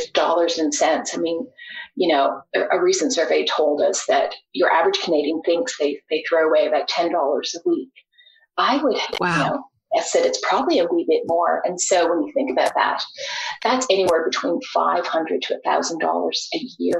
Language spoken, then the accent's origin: English; Australia; I'm originally from Australia, grew up on the farm.